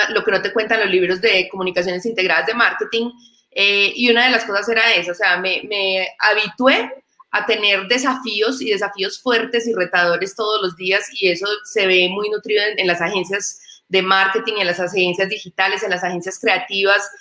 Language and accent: Spanish; Medellín, Antioquia, Colombia; como decimos en mi tierra, en Medellín, la comba al palo